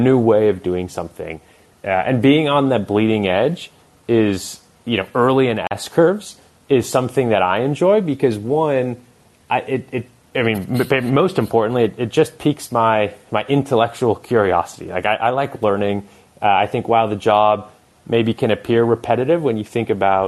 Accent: Bay Area, California, United States; growing up in the Bay Area

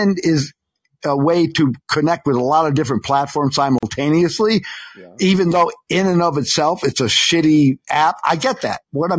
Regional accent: New York, United States; Dude, I'm a New Yorker.

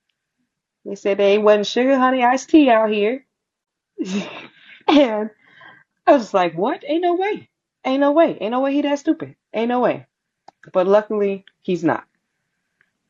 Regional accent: St. Louis, Missouri, United States; I was born in Missouri. I was born in St. Louis. My family was born in St. Louis.

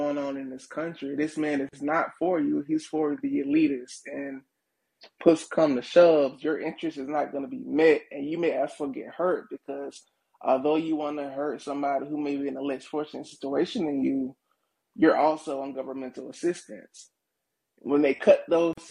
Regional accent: Florida, United States; I'm actually from Florida, so DeSantis is actually my governor

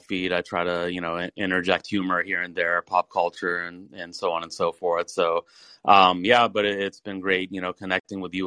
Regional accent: Atlanta, Georgia, United States; my background is that I grew up in Atlanta, Georgia

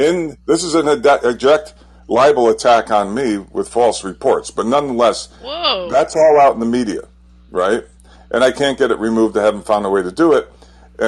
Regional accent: United States; I grew up in New York, Connecticut

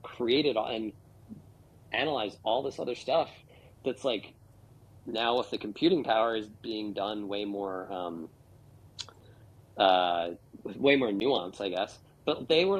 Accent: United States; I'm an American

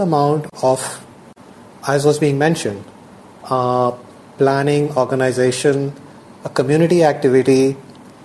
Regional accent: India; moved away as an adult; also born or lived in United States; growing up in India

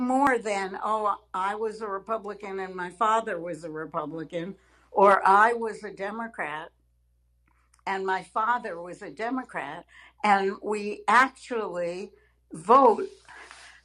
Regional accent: Arizona, United States; I come from Arizona, where there are a great many conservative people

